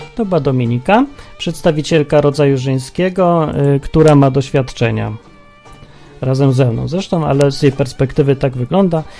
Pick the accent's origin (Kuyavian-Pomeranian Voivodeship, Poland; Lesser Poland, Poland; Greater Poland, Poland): Lesser Poland, Poland; Kraków; Wychowaliśmy się w Krakowie